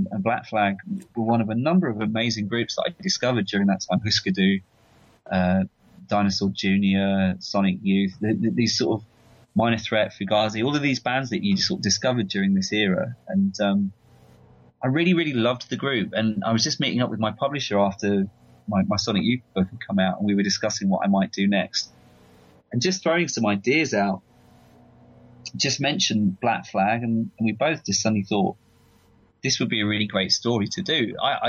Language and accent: English; London, United Kingdom; And I'm from London. I'm not from California, and I wasn't there when it happened.